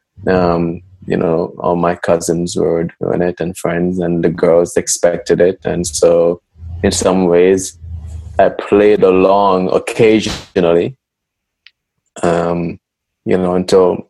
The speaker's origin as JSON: {"language": "English", "country": "Jamaica", "tie": "born or raised there", "said": "growing up in Jamaica, I was encouraged to start very early"}